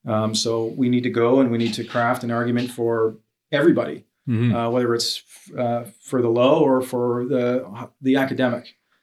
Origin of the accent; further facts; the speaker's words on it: Hamilton, Ontario, Canada; I'm from Hamilton. I go to Streetlight Christian Church in downtown Hamilton.